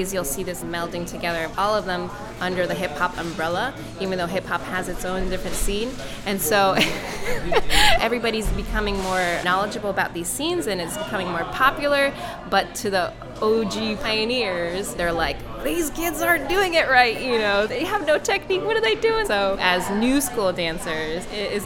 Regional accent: New York, United States; also born or lived in Japan; now in London, United Kingdom; I moved to the U.S., and so I was raised in New York, north of the city

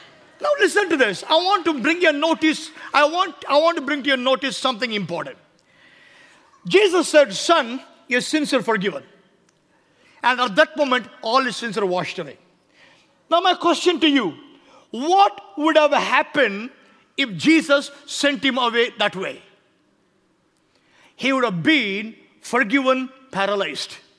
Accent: India; I came to tell you from India as a man of God

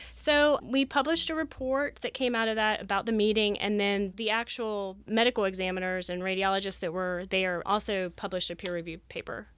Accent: Ohio, United States; moved away as an adult; also born or lived in Florida; I grew up in Ohio

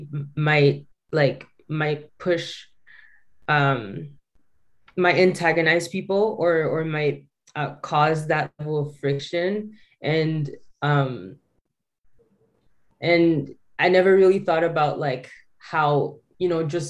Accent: Calgary, Alberta, Canada; a quiet girl growing up in Calgary

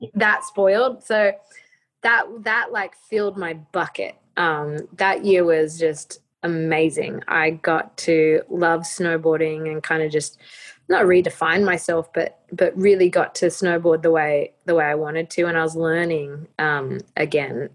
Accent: Australia; being Australian

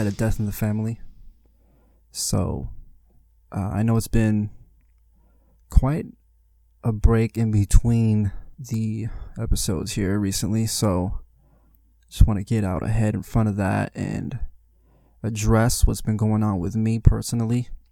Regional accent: Las Vegas, Nevada, United States; I was born here in Las Vegas, Nevada.

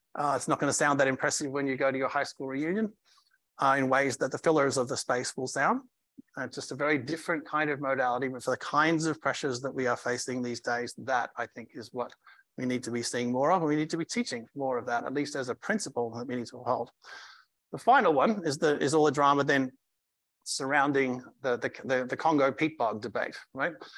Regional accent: Australia; now in United States; as an Australian

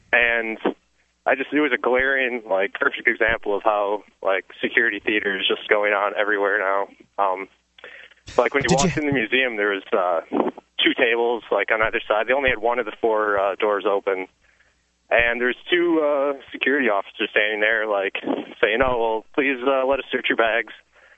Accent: Wisconsin, United States; I'm actually from Wisconsin, but I was in New York City the last 2 days.

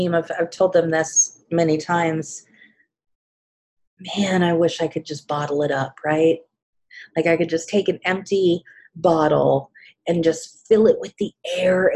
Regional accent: Kansas City, United States; here in my hometown, the last one that I attended, and it was in Kansas City

